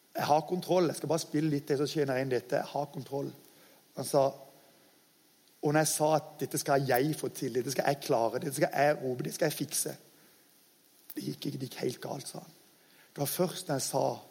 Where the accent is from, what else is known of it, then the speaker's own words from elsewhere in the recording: Norway; jeg kaller oss dessverre som nordmenn altfor ofte for bortskjemte drittunger